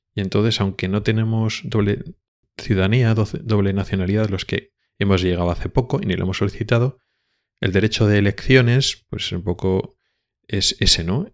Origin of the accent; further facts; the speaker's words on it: Spain; moved away as an adult; now in Sweden; Soy un español que está trabajando en Suecia